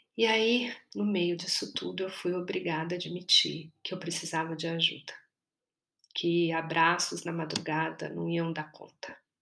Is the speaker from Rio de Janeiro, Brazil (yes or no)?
no; São Paulo, Brazil; Eu sou paulistana